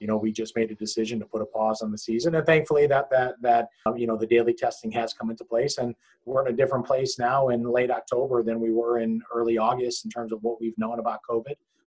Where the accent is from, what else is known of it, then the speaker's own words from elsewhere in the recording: Cleveland, Ohio, United States; moved away; I'm from Cleveland